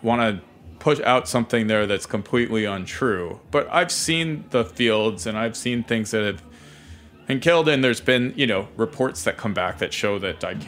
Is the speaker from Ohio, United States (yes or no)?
yes; Ohio, United States; I grew up in Ohio